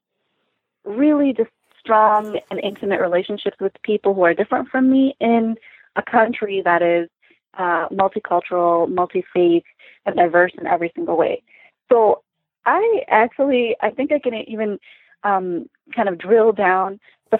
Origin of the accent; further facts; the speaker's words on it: Chicago, Illinois, United States; also born or lived in Lansing, Michigan; Michigander born, but raised outside of Chicago.